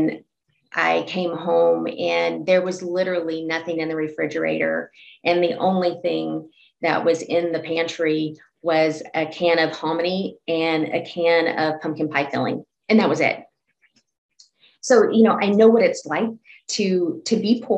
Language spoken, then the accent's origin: English; Texas, United States; now in Oregon, United States; I grew up in Texas.